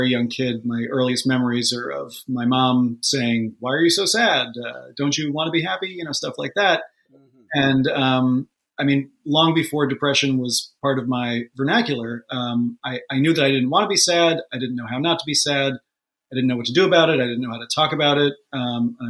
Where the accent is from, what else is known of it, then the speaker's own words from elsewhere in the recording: New York, United States; I grew up just outside of New York City. In the suburbs